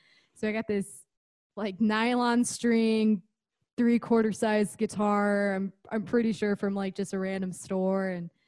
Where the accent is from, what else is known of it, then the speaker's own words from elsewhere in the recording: Midwest City, Oklahoma, United States; born there; now in Boise, United States; So I was originally born in Oklahoma, of all places. So Midwest City, which is right outside Oklahoma City area.